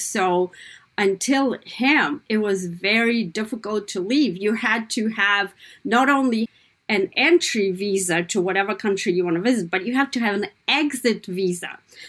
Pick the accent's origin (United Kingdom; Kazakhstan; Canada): Kazakhstan; born or raised there; English is a second language; now in United States